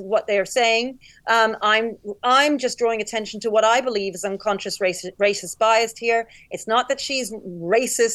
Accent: United Kingdom; I'm black and I'm British

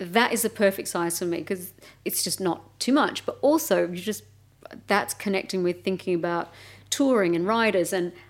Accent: Melbourne, Victoria, Australia; Yeah, I'm from Melbourne. I'm sorry.

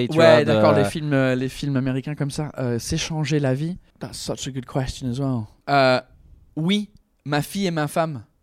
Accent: England, United Kingdom; Je sais que je suis anglais, mais pas à ce point-là.

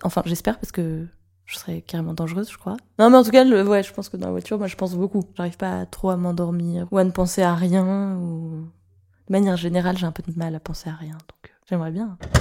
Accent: Paris, Île-de-France, France; J'ai grandi à Paris

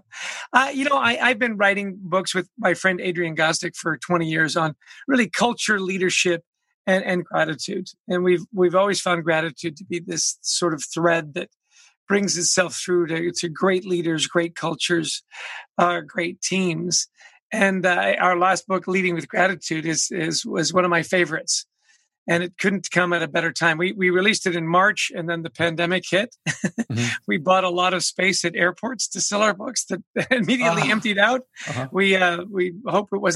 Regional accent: Canada; moved away as an adult; now in United States; I grew up in Canada

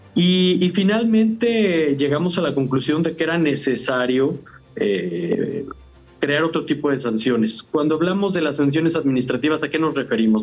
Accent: Mexico; son parte de nuestra identidad como mexicanos

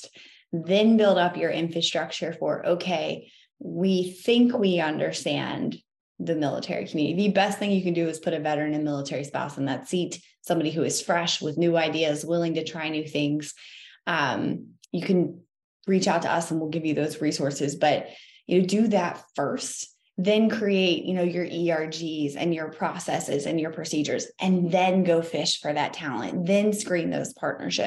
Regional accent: the South, United States; Southern hospitality upbringing

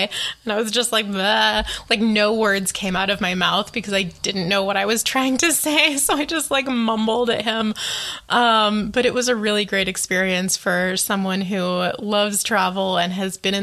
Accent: United States; as an American

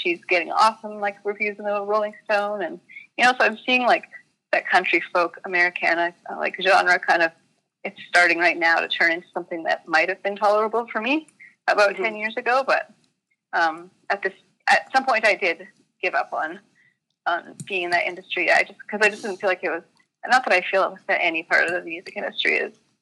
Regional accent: Calgary, Alberta, Canada; moved away as an adult; also born or lived in Vancouver; I grew up in Calgary, which is a city.

